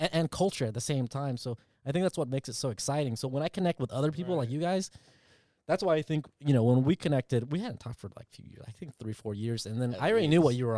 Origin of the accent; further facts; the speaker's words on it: Orange County, California, United States; first language Vietnamese; English is a second language; also born or lived in Vietnam; I grew up. I came here when I was 3 years old